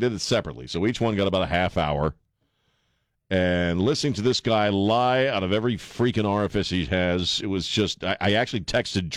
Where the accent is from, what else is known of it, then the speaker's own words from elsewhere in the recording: Maryland, United States; also born or lived in White Plains, New York; now in San Antonio, United States; I was born in White Plains, New York, 1,000 years ago, before we, my family moved to Maryland